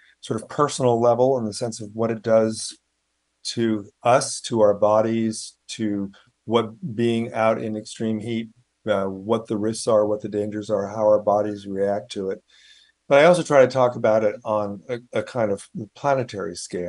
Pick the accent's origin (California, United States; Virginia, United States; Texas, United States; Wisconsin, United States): California, United States; Sunnyvale; moved away; also born or lived in Palo Alto / New York City; I grew up in the Bay Area, you know, born in Palo Alto, grew up in Sunnyvale